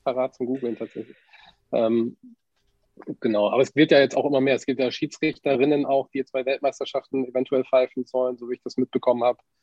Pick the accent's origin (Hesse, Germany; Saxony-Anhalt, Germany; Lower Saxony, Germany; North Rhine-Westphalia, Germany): Lower Saxony, Germany; Wilhelmshaven; born or raised there